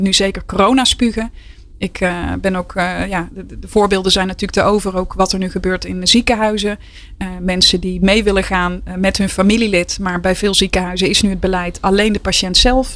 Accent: North Brabant, Netherlands; ik ben een echte Brabantse

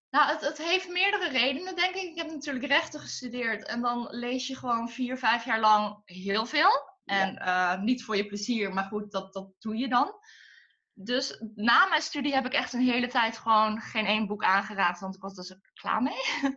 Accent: Tilburg, North Brabant, Netherlands; born or raised there; moved away as an adult; also born or lived in Den Bosch

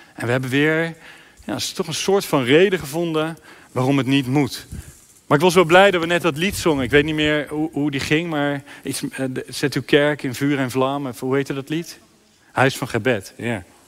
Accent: Sluis, Zeeland, Netherlands; in mijn stadje, in mijn sluis

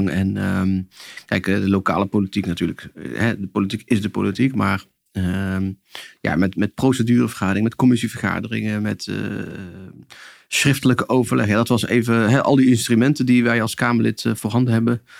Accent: Netherlands; bij mijn ouders doen in de sociale huurwoning die zij vanaf 1982 bewonen. En in de wijk waar ik ben opgegroeid.

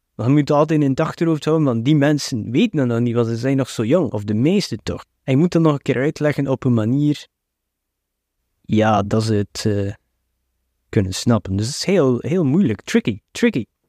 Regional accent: West Flanders, Belgium; ik ben ook een West-Vlaming

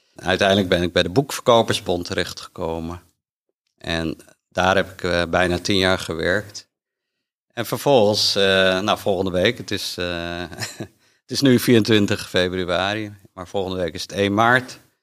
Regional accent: Amsterdam, North Holland, Netherlands; ik kom uit Amsterdam en nou, ben opgegroeid in een gezin

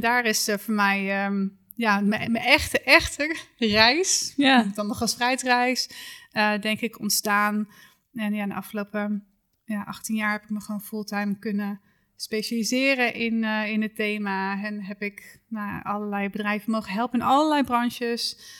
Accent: Achterhoek, Gelderland, Netherlands; Ik kom uit de Achterhoek.

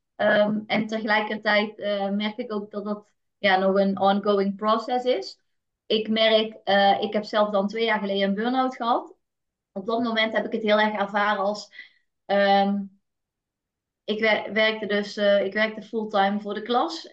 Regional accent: North Brabant, Netherlands; Ik ben geboren in een eh, heel nuchter Brabants gezin

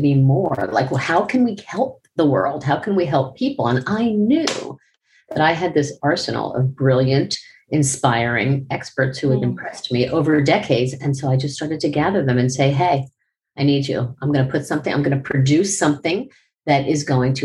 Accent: Miami, Florida, United States; I was from Miami

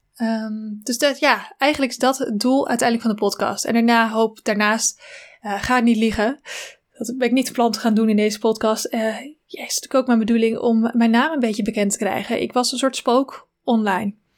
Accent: Zwanenburg, North Holland, Netherlands; ik ben geboren in Zwanenburg, in een klein dorpje in Noord-Holland, eh, tussen Haarlem en Amsterdam

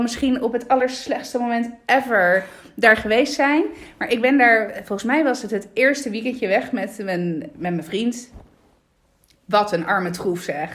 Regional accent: Lecce, Apulia, Italy; also born or lived in Randstad, Netherlands; now in Netherlands; de stad waar ik kom uit Lecce

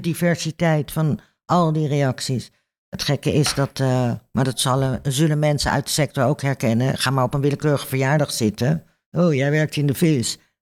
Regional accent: Netherlands

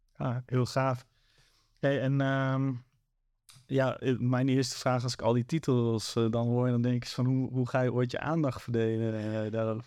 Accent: Zwolle, Overijssel, Netherlands; ik kom zelf uit Zwolle

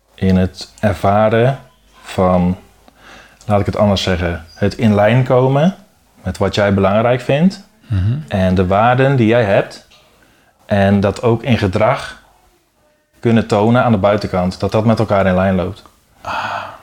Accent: Sprang-Capelle, North Brabant, Netherlands; also born or lived in Dirksland, South Holland / Hoogvliet, Rotterdam; Toen verhuisd naar Sprankapelle. En daar woon ik nu ook

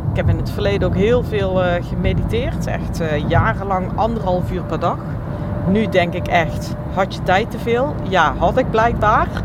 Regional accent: North Holland, Netherlands; Nou, ik eh, zei het al, ik kom uit West-Friesland.

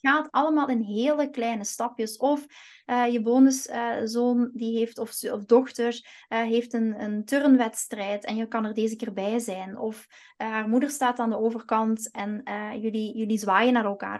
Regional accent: Flanders, Belgium; moved away as an adult; also born or lived in Antwerp / Kempen; now in Eindhoven, Netherlands; ik ben geen Nederlander, want ik heb nog altijd mijn Belgisch paspoort

